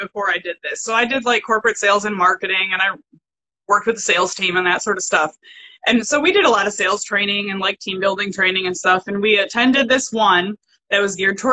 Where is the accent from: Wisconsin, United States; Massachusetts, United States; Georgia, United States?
Wisconsin, United States; Madison; I grew up in Madison, Wisconsin